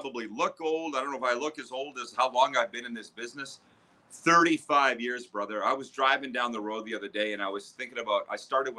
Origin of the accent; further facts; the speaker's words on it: Saskatchewan, Canada; moved away as an adult; I'm from Canada, as is she, Saskatchewan.